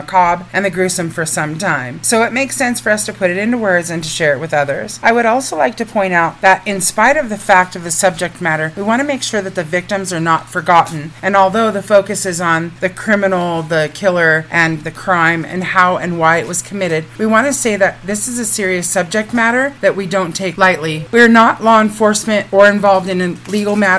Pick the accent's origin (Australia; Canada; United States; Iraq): United States; Northern California; now in New Mexico, United States; We come from Northern California, which is loaded with spooky stuff and scary things and hauntings and the gold rush